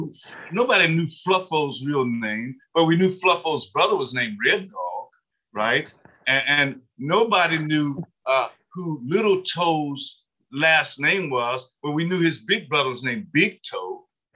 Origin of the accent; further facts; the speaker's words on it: Kentucky, United States; I'll say he was from my hometown in Harlan County